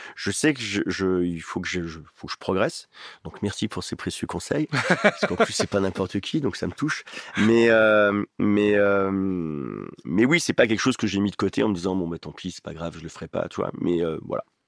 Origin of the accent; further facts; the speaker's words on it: Oyonnax, Auvergne-Rhône-Alpes, France; moved away; Ma mère, elle habite à Oyonnax, là où j'ai grandi dans le département de l'Ain.